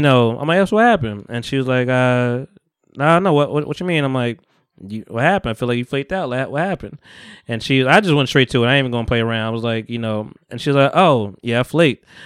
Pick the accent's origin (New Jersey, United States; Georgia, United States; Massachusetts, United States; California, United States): New Jersey, United States; Bogota; also born or lived in Harlem, New York; I grew up in Bogota